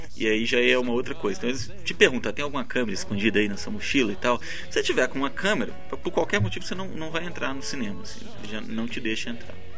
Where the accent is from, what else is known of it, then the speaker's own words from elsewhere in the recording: Brazil; also born or lived in India; As pessoas me perguntavam de onde você é, Brasil